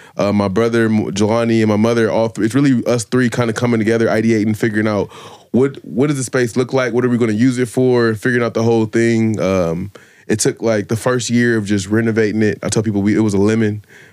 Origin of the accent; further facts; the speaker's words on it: Columbus, Ohio, United States; moved away; also born or lived in Oakland, California; I grew up on the South Side